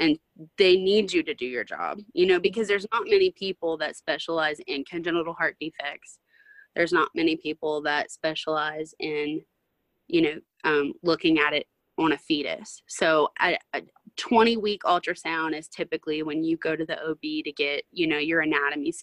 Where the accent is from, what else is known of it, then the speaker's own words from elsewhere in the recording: Louisiana, United States; I'm from Louisiana